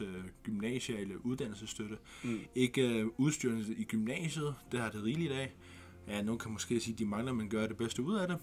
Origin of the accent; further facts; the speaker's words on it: Greenland; Vi er grønlændere